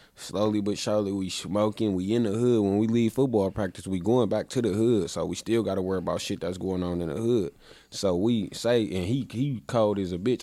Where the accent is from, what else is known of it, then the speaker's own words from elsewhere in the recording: Milwaukee, Wisconsin, United States; I was born in Milwaukee. I, uh, I lived right around the corner when I was a kid.